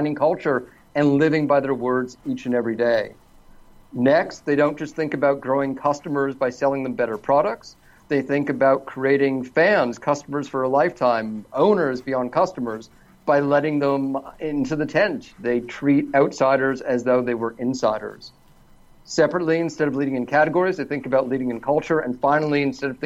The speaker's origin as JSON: {"language": "English", "town": "Toronto", "region": "Ontario", "country": "Canada", "moved": "as an adult", "lives_now": "Los Angeles, United States", "said": "I'm originally from Toronto, Canada, but I've been living in mostly sunny Los Angeles"}